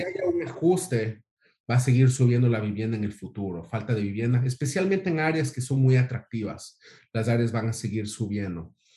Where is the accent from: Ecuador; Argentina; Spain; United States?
Ecuador; moved away; del mismo país que Osvaldo, de, de Ecuador